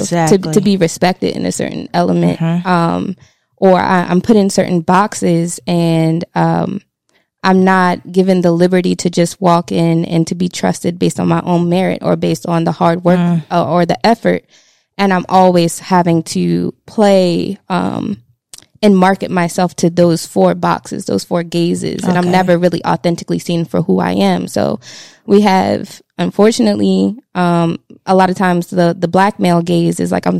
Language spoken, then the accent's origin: English; Baltimore, Maryland, United States; I'm from Baltimore